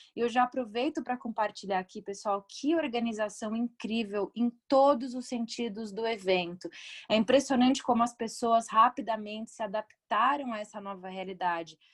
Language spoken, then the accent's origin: Portuguese; Brazil; como brasileiras